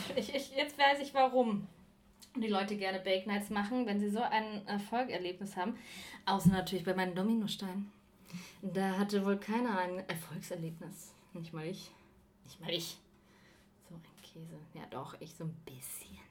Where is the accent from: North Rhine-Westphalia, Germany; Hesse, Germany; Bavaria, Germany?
Bavaria, Germany; moved away; ich komme ja aus Bayern